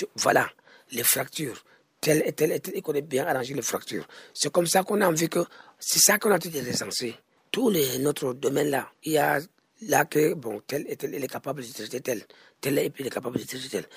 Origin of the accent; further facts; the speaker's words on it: Cameroon; On est des Camerounais, on est des Camerounais